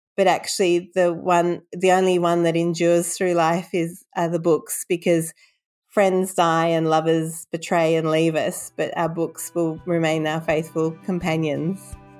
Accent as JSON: {"language": "English", "town": "Sydney", "region": "New South Wales", "country": "Australia", "tie": "born or raised there", "also_born_or_lived": "London, England", "said": "moved to Australia when I was three years old, and I've been in Sydney ever since"}